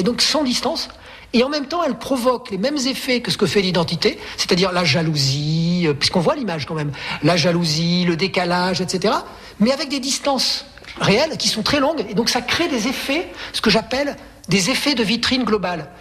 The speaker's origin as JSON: {"language": "French", "town": "Aubenas", "region": "Auvergne-Rhône-Alpes", "country": "France", "tie": "born or raised there", "also_born_or_lived": "Marseille / Provence", "moved": "yes", "said": "en Ardèche, mon pays natal"}